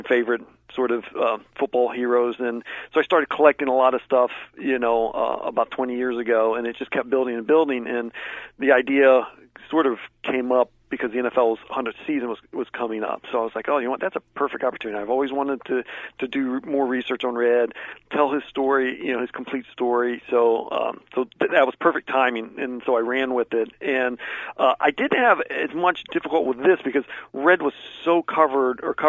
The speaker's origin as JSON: {"language": "English", "town": "Columbus", "region": "Ohio", "country": "United States", "tie": "born or raised there", "moved": "yes", "said": "my hometown of Columbus"}